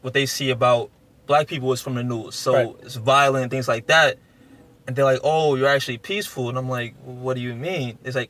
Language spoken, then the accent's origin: English; New York City, New York, United States; growing up in South Jamaica, baseball isn't that popular.